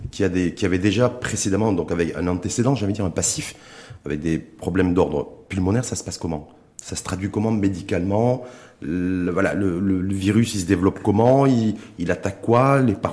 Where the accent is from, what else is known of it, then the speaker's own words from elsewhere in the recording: Morocco; je suis marocain